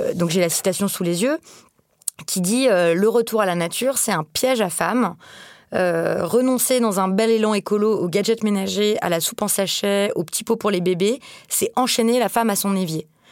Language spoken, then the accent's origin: French; France; quand on est française